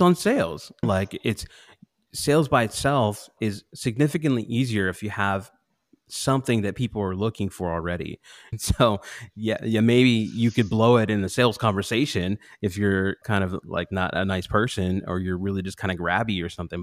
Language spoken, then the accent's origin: English; Pittsburgh, Pennsylvania, United States; when I was about six years old, I grew up in Pittsburgh.